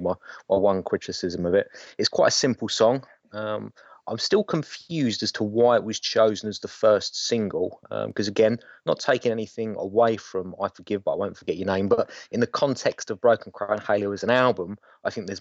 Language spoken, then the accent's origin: English; England, United Kingdom; we're quintessentially English